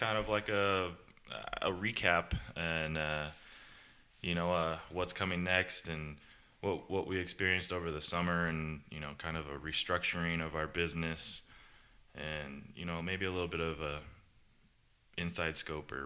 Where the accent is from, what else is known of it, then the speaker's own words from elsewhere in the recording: Southern California, United States; born and raised in Southern California.